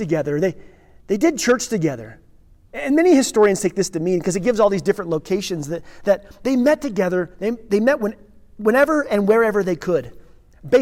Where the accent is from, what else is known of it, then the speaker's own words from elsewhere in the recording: Redstone, Colorado, United States; Pastor's kid growing up in Redstone